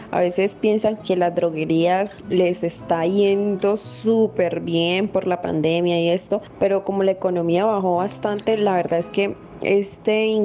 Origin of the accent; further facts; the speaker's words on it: Santa Rosa del Sur, Bolívar, Colombia; Yo nací en Santa Rosa del Sur, Bolívar, y crecí allá mismo.